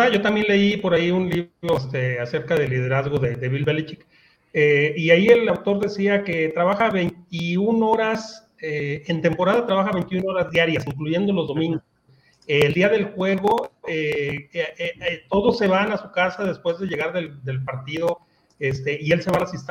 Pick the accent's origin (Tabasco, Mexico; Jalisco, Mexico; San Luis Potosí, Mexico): Jalisco, Mexico; Guadalajara; moved away; los Borreos Guadalajara, allá en mi tierra